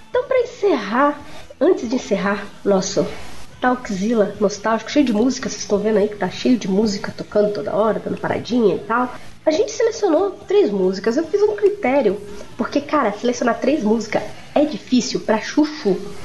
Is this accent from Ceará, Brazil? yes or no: no; São Vicente, São Paulo, Brazil; eu sou de São Vicente Litoral